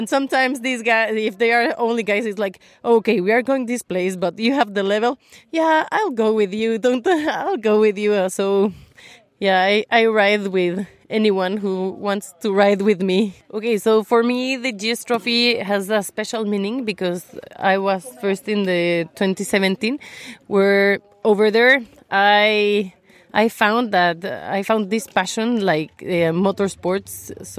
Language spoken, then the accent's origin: English; Mexico; English is a second language; from Mexico, and in Mexico I ride a 1200